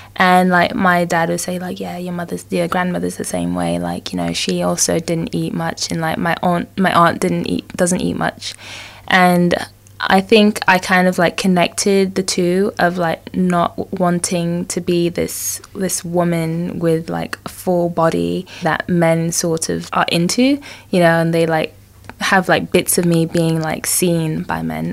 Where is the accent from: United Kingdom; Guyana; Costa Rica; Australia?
Guyana; born or raised there; moved away